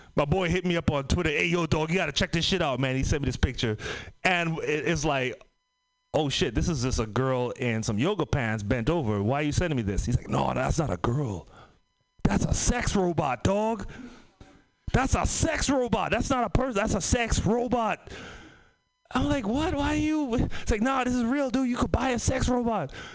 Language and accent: English; Trinidad & Tobago; also born or lived in San Francisco Bay Area; now in United States; I'm from the Caribbean, Trinidad and Tobago